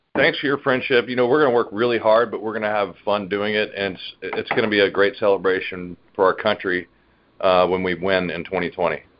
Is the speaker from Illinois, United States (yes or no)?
no; Dallas, Texas, United States; I'm from Dallas, Texas